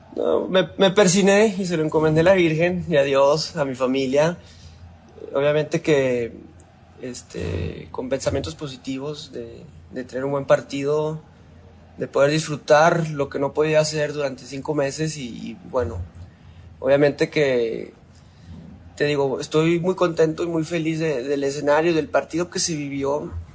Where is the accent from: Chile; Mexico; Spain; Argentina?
Mexico